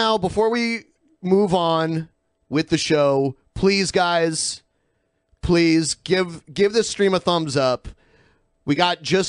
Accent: Toledo, Ohio, United States; born or raised there; moved away

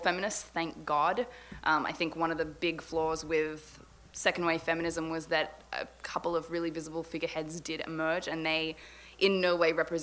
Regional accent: Sydney, New South Wales, Australia; I grew up in Sydney, Australia, which is why I sound like this

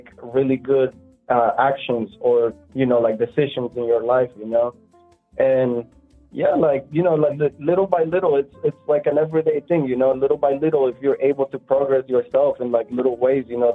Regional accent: Honduras; now in Orlando, United States; I grew up in Honduras

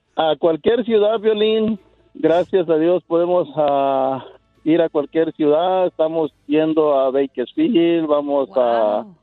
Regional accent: Guerrero, Mexico; moved away; Yo soy de Guerrero, México.

